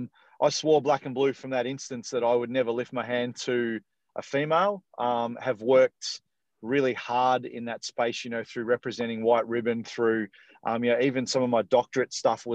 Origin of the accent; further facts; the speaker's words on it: Dandenong, Victoria, Australia; now in Perth area, Australia; I'm a Victorian born and bred. So I was born in Dandenong, which is about sort of probably 35 minutes or 40 minutes sort of south of main city Melbourne